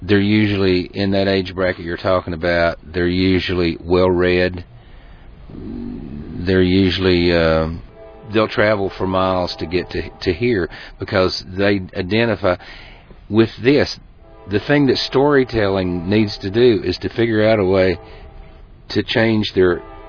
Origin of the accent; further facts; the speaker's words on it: Eastern Tennessee, Western North Carolina, United States; I come from Western North Carolina, Eastern Tennessee